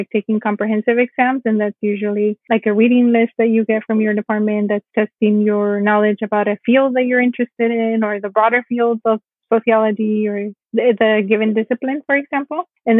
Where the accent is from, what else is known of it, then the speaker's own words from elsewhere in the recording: California, United States; So because I mentioned, I grew up in California.